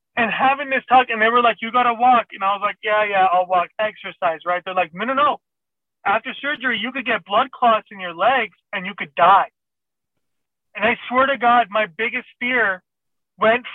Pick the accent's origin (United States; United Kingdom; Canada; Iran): Iran; English is a second language; moved away; I'm a foreigner, I'm from Iran